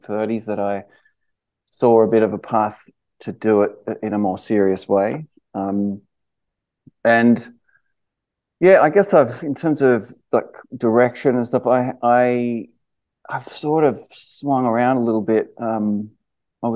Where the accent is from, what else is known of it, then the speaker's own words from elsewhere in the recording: Sydney, New South Wales, Australia; moved away as an adult; now in Los Angeles, United States; I grew up in Sydney and Balmain.